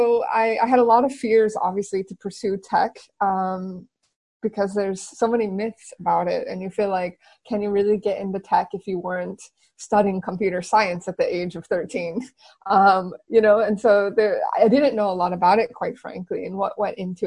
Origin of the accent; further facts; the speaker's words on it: San Francisco Bay Area, California, United States; moved away as an adult; also born or lived in Silicon Valley; now in Barcelona, Spain; I'm originally from the San Francisco Bay Area, born and raised.